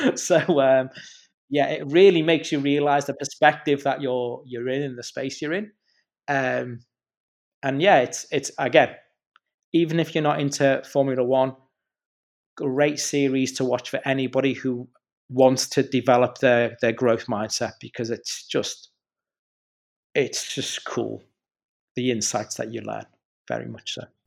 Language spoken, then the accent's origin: English; the Wirral, Merseyside, North West England, United Kingdom; I'm from the Wirral, which is on the other side of the water, so Mersey side